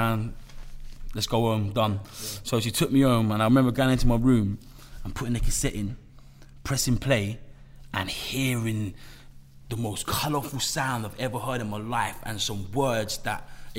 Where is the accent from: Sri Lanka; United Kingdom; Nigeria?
United Kingdom; London; I was born in Camden Town, northwest London, in a little area called Somers Town